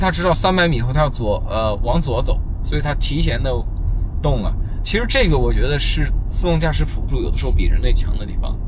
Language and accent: Chinese; China; 作为一个中国人